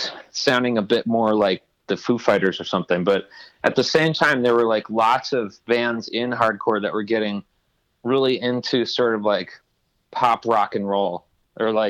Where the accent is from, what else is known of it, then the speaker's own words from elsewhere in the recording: Princeton, New Jersey, United States; I grew up in Princeton, New Jersey